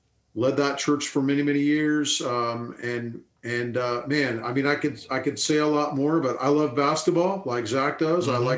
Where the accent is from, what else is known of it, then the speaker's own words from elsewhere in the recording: Tucson, Arizona, United States; moved away as an adult; also born or lived in Los Angeles area, California / Louisville, Kentucky; So I grew up in Tucson, Arizona. I mean, my family's from the Los Angeles area, but from seventh grade on, grew up in Tucson, Arizona. Dad was a pastor, so I grew up in a Christian home.